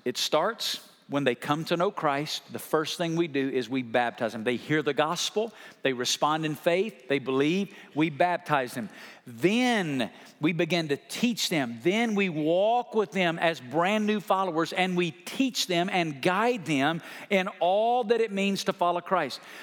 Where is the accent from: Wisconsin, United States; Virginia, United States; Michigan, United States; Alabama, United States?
Alabama, United States; now in Las Vegas, United States; I grew up in Alabama